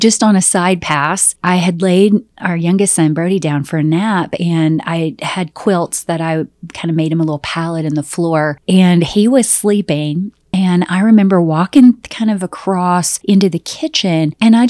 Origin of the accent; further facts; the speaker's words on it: Southern United States, United States; oh my gosh, I come from the South and any snake is a poisonous snake.